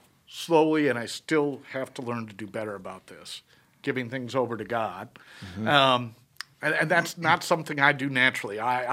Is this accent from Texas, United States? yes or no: no; St. Louis, Missouri, United States; born there; I was born in St. Louis.